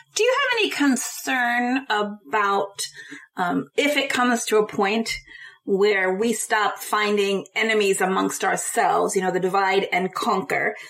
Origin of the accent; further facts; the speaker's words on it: United States; as an American